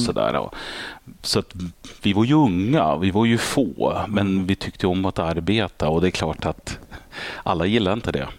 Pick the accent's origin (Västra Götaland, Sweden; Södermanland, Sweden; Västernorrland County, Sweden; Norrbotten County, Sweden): Västernorrland County, Sweden; Örnsköldsvik; moved away; där är jag född och uppvuxen